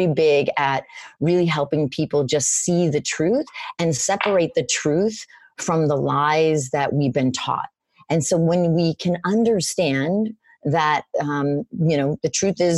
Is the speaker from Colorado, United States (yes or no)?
no; Florida, United States; moved away; also born or lived in Boston; I'm in Boston right now. So I'm from Florida.